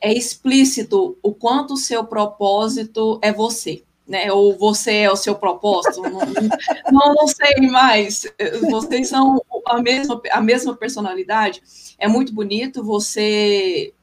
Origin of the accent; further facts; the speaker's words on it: Goiânia, Goiás, Brazil; Eu sou de Goiânia, né? Amo, amo, amo minha cidade